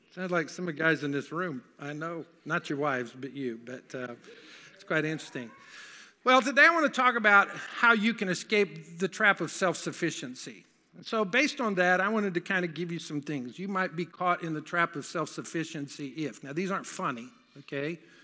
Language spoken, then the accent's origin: English; the South, United States; I grew up in the South